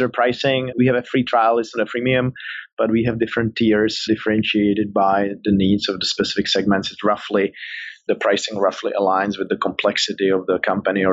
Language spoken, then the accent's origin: English; Prague, Czechia; moved away as an adult; also born or lived in Silicon Valley, United States; I'm from the Czech Republic, from Prague originally, that's the accent, but then I moved to Silicon Valley